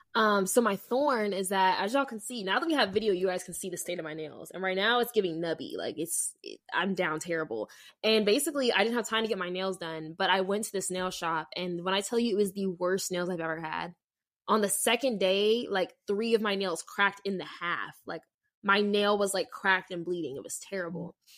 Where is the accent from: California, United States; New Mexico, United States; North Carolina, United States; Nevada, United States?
Nevada, United States; Las Vegas; moved away; I'm from Vegas